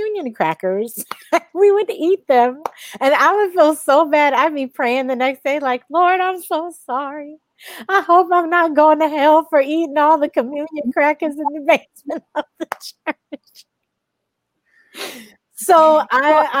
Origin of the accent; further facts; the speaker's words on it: Cleveland, Ohio, United States; moved away as an adult; also born or lived in Southern California; now in California, United States; My hometown is Cleveland, Ohio, the land